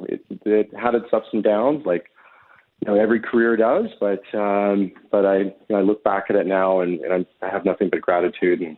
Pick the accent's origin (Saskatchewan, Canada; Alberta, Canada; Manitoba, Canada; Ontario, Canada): Manitoba, Canada; Winnipeg; I had fantastic support from my mom and dad and my brother, growing up in Winnipeg